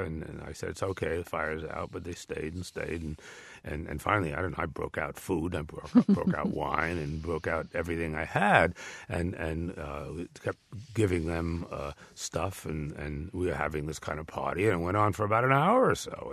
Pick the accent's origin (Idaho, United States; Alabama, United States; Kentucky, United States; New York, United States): New York, United States; New York area, United States; I'm from the New York area